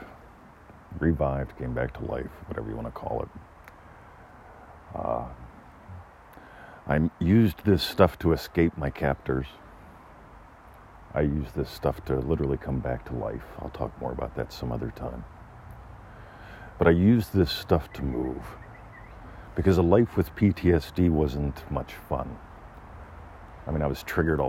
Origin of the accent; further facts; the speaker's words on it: Pennsylvania, United States; moved away as an adult; now in Melbourne, Australia; I grew up in Pennsylvania, as far as you can get away from here.